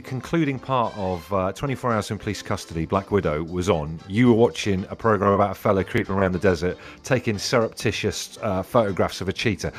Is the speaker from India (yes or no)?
no; Devon, South West England, United Kingdom; From me growing up in Devon